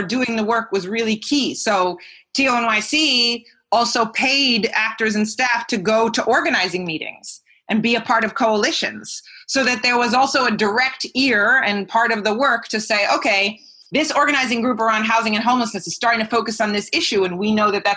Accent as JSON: {"language": "English", "country": "United States", "moved": "as an adult", "lives_now": "Greater Manchester, United Kingdom", "said": "to be in the UK as an American"}